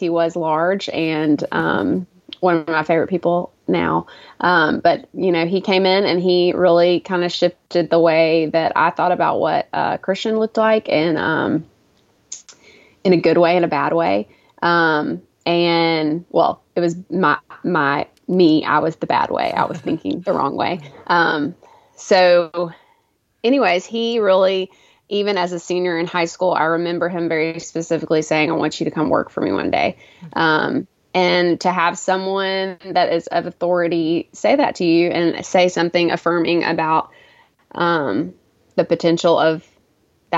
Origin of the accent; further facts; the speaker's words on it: Homewood, Alabama, United States; I grew up in Homewood, Alabama also.